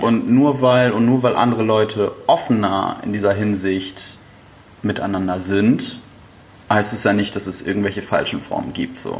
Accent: Flensburg, Schleswig-Holstein, Germany; moved away; Und ich komme ja aus einer Nord, Nord-Norddeutschen Stadt, also ursprünglich komme ich aus Flensburg.

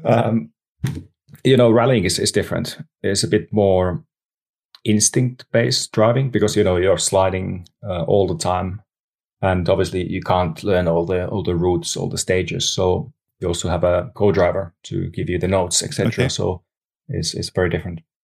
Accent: Lahti, Päijät-Häme, Finland; English is a second language; also born or lived in Nastola; Lahti, Finland, which is my hometown

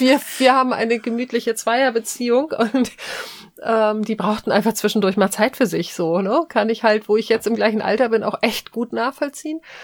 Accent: Hamburg, Germany; ich bin ja in Hamburg groß geworden

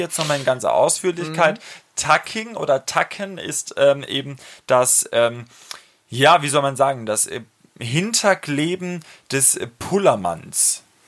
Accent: Franconia, Bavaria, Germany; accent: Franconian; in meinem fränkischen Dialekt

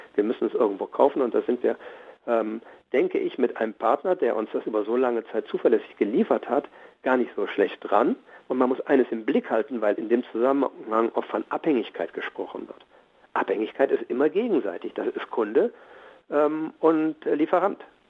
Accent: Germany

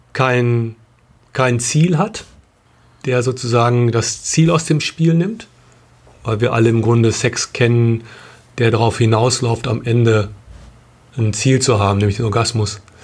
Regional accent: Bielefeld, North Rhine-Westphalia, Germany; wir kommen aus Bielefeld

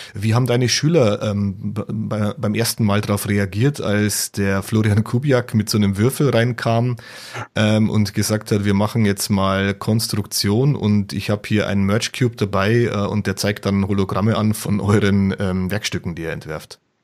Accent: Bavaria, Germany; bei uns in Bayern

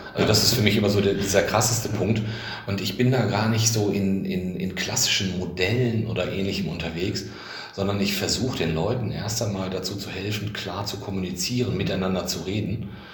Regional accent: Bielefeld, North Rhine-Westphalia, Germany; als Bielefelder

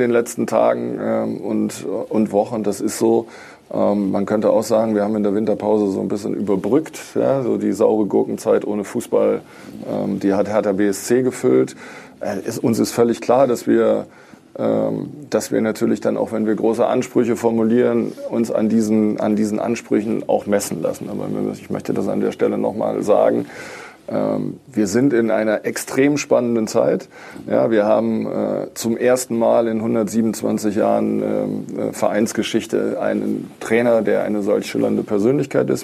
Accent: Düsseldorf, North Rhine-Westphalia, Germany; moved away as an adult; now in Berlin, Germany; obwohl ich gebürtiger Düsseldorfer bin

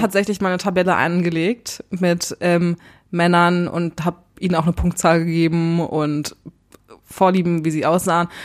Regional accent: Berlin, Germany; als Urberliner

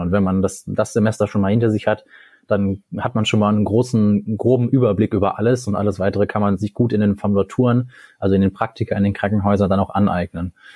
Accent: Cologne, North Rhine-Westphalia, Germany; now in Münster, Germany; ich bin äh, in Köln geboren

